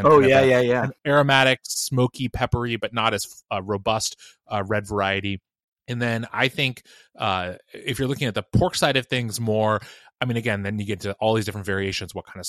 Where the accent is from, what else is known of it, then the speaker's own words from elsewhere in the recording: Washington, United States; So I will say, growing up in Washington, you know, barbecue is sadly mostly an imported thing here.